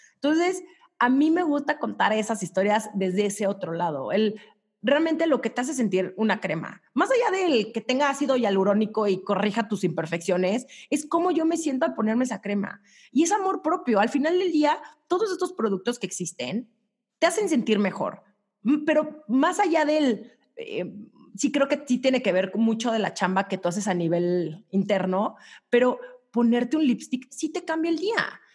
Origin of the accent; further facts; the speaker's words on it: Mexico; also born or lived in New York; las mexicanas traemos culpas